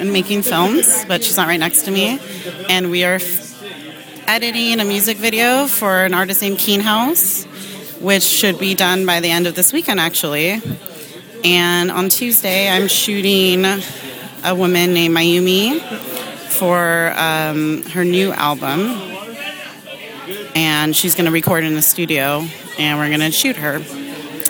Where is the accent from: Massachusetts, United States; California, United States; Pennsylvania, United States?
California, United States; Los Angeles; Born and raised in Los Angeles.